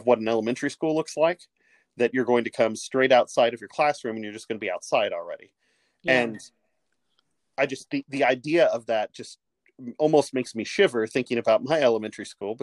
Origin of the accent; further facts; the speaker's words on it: Midwest, United States; also born or lived in Southwest US; now in Southwest, United States; I grew up in the Midwest